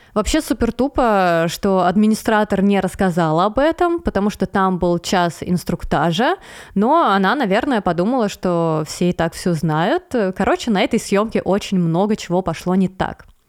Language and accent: Russian; Veliky Novgorod, Novgorod Oblast, Russia; в своем небольшом городе, откуда я родом, э, из Великого Новгорода